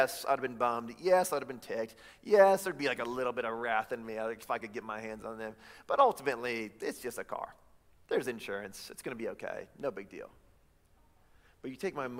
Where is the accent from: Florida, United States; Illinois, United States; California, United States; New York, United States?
Illinois, United States; Chicago; now in Davis County, United States; I'm from Chicago.